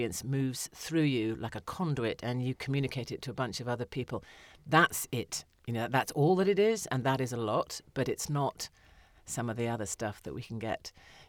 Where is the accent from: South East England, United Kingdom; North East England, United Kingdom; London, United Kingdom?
South East England, United Kingdom; Windsor; But yeah, no, I was brought up on Windsor Rep, you know, productions that were probably, if I saw them now, they might not be the greatest.